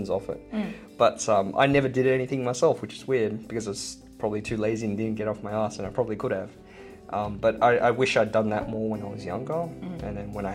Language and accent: English; Sydney, New South Wales, Australia; also born or lived in Hong Kong; I came here when I was 2 years old, immigrated from Hong Kong, and pretty much stayed in Australia